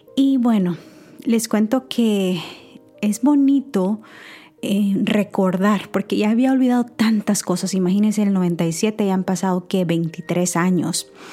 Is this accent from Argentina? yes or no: no; El Salvador; moved away as an adult; Yo soy nacida en El Salvador, y tuve la oportunidad de estudiar allá hasta la universidad.